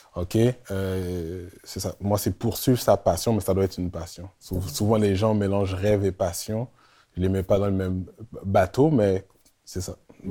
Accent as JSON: {"language": "French", "town": "Montreal", "region": "Quebec", "country": "Canada", "also_born_or_lived": "Laval", "said": "Je viens de Montréal Nord"}